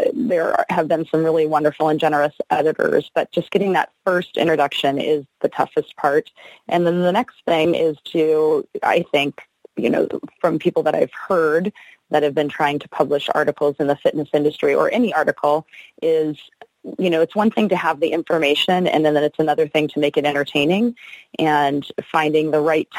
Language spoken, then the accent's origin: English; Rancho Palos Verdes, California, United States; I am from Rancho Palos Verdes, which is just south of LAX in Los Angeles, California